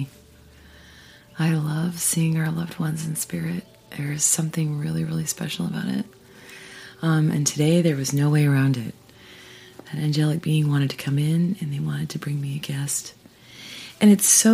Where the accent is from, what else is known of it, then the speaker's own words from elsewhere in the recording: Idaho, United States; moved away; I grew up in Idaho